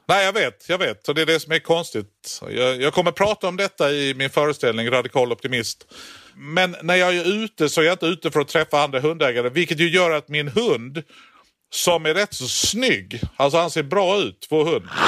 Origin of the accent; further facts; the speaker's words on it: Skåne, Sweden; jag kommer från Skåne